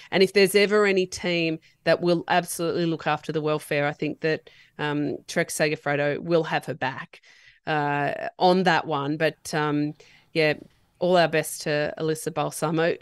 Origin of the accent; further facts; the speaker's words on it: New South Wales, Australia; now in Queensland, Australia; even though I live in Queensland now, I am born and bred in New South Wales